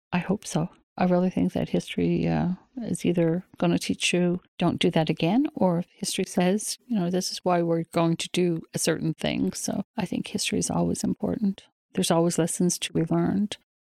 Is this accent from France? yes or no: no; Newfoundland and Labrador, Canada; For a lot of us growing up in Newfoundland, we've all been tied to the fishery one way or the other, and I guess my family is no different than anyone else. I grew up in a, a fishing family